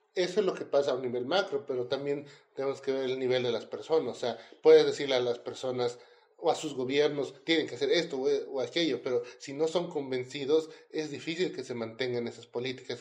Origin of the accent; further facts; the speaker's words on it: Bolivia; como los bolivianos acá con los chilenos, no nos podíamos ver